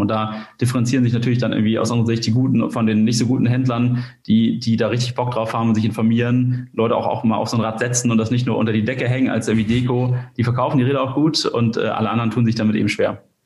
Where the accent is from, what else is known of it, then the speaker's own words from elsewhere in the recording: Kiel, Schleswig-Holstein, Germany; komme aus Kiel